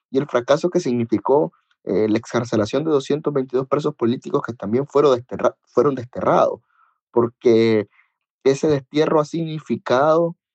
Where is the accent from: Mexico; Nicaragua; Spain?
Nicaragua; yo me siento más nica que, que nunca.